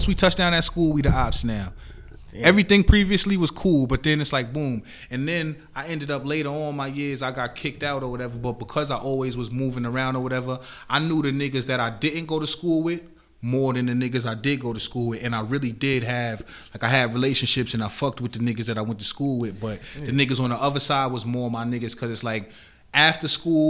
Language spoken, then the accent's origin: English; Amityville, New York, United States; I'm in from Amityville. I lived on the north side most of my life